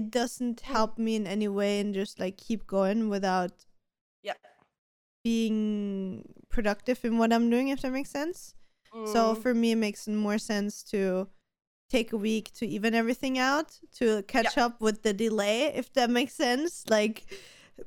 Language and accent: English; Austria; we're both from Austria